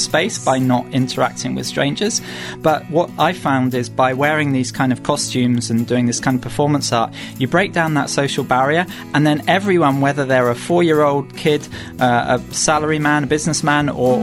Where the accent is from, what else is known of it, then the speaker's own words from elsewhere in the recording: United Kingdom; moved away as an adult; now in Japan; go back to the UK